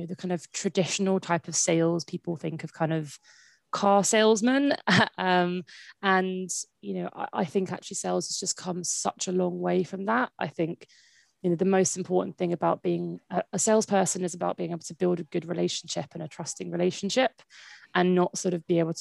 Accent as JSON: {"language": "English", "town": "Brighton", "region": "South East England", "country": "United Kingdom", "tie": "born or raised there", "said": "I kind of was born and raised in Brighton"}